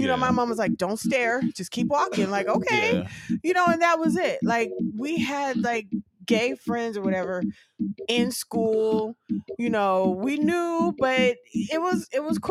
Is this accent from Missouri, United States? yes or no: no; Union City, California, United States; I'm from California, right? And I grew up with it. Grew up going to San Francisco